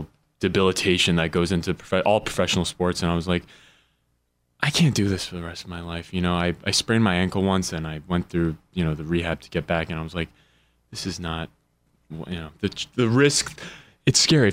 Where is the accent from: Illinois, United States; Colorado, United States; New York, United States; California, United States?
New York, United States; New York City; moved away; I was born in New York City